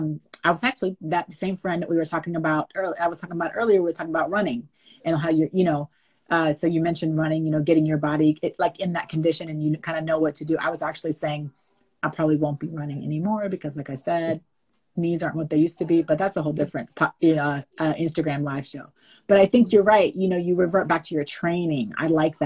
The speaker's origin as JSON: {"language": "English", "town": "Winchester", "region": "Virginia", "country": "United States", "tie": "born or raised there", "moved": "as an adult", "lives_now": "Los Angeles, United States", "said": "I'm born and raised in Winchester, Virginia. I live most of my adult life kind of in California, in Los Angeles"}